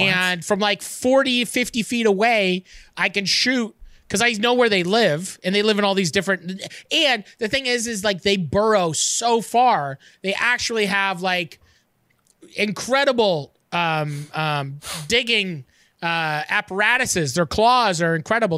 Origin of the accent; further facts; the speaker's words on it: Canada; as a Canadian